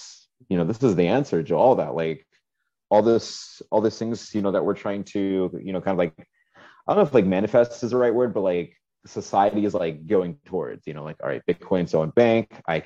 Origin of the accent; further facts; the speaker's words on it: Ohio, United States; now in Miami, United States; me growing up in Ohio.